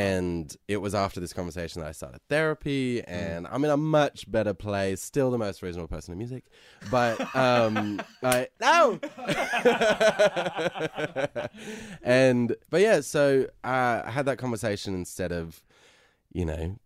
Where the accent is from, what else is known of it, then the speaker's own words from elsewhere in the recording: Sydney, New South Wales, Australia; now in Los Angeles, United States; I'm from Sydney